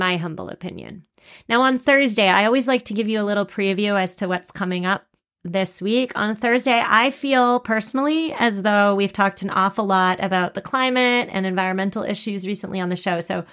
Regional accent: Massachusetts, United States; I'm from Massachusetts.

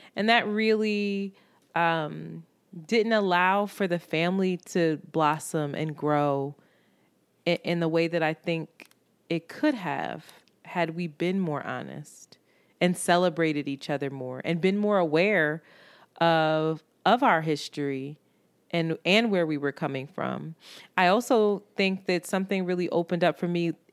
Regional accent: Philadelphia, Pennsylvania, United States; I grew up in Roxborough, which was very mixed

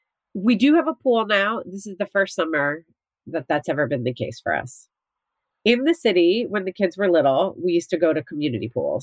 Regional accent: New Jersey, United States; But growing up in New Jersey, where I went to the beach all the time, like I never had a pool growing up.

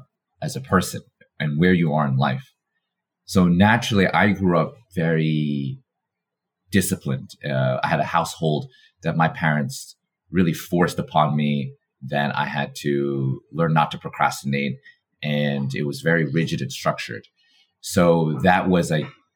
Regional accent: New York, United States; having been born and raised in New York

